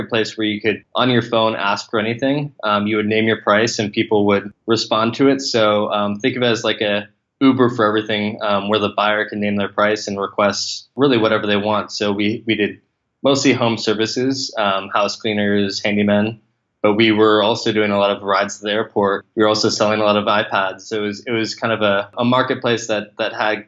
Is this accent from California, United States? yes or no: yes; Atherton, California, United States; I grew up in Atherton, California, which is about 5 minutes from Palo Alto